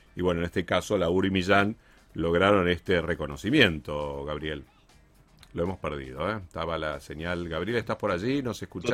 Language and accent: Spanish; Argentina; en el caso de Argentina, que producimos aceite de oliva hace muchísimos años